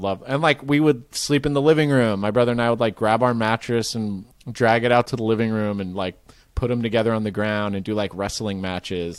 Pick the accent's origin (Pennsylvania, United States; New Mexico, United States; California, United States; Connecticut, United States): California, United States; Marin; I grew up in Marin, which is just north of it.